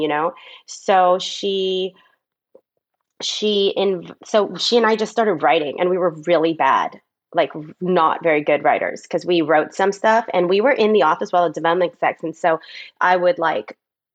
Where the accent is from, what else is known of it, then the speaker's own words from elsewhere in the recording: Southern California, United States; I grew up in Southern California.